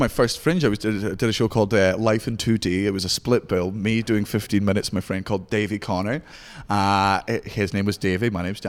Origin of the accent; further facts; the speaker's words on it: Scotland, United Kingdom; I'm actually from